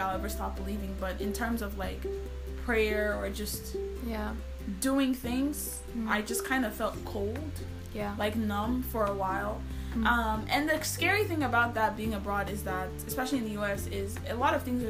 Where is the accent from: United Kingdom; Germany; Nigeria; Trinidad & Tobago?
Nigeria; moved away as an adult; as a Nigerian, you're never going to feel as comfortable as you will feel back